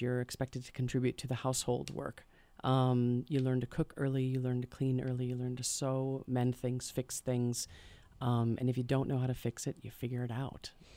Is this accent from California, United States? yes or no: no; Hartford, Wisconsin, United States; now in Madison, United States; originally I'm from Hartford, Wisconsin.